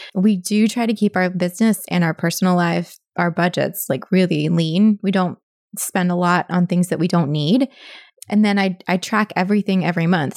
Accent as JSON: {"language": "English", "town": "Annapolis", "region": "Maryland", "country": "United States", "tie": "born or raised there", "also_born_or_lived": "Pennsylvania", "said": "I've lived here all of my life except for college and then, like, a couple years post-college"}